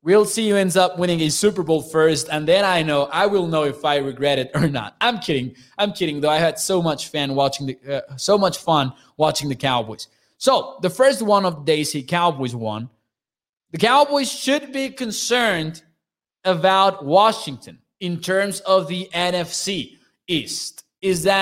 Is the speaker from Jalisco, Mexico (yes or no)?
no; Chihuahua, Mexico; I'm from Chihuahua, Mexico